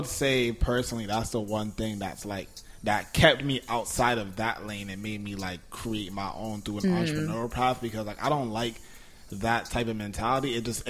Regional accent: New York, United States; born there; because I was born in New York, I lived in mad other places, right?

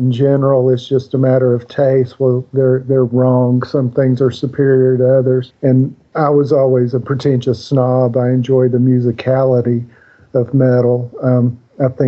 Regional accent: Birmingham, Alabama, United States; growing up in Alabama

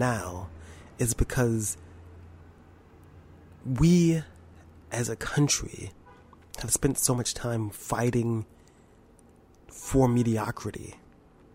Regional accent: New York, United States; I'm from New York and I'm black

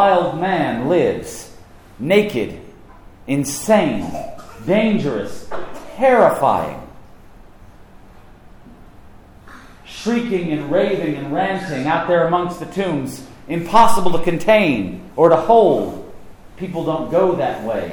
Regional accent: Knoxville, Tennessee, United States; moved away as an adult; also born or lived in South Carolina; Knoxville's my hometown. I'm an East Tennessean

